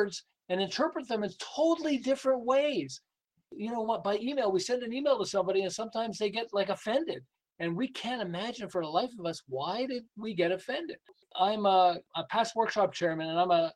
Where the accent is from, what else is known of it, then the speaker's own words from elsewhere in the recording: Montreal, Quebec, Canada; moved away as an adult; now in Southern California, United States; I'm originally from Montreal. I live in Southern California. We've lived here for about 36 years